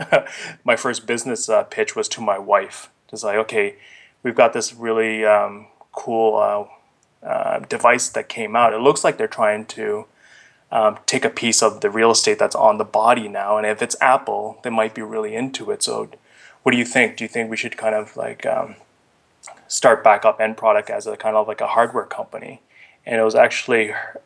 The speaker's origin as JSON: {"language": "English", "town": "Ottawa", "region": "Ontario", "country": "Canada", "tie": "born or raised there", "also_born_or_lived": "Vietnam / India", "said": "I kind of grew up in Ottawa. I was born in Vietnam and lived in India, then moved to Ottawa at a pretty early age"}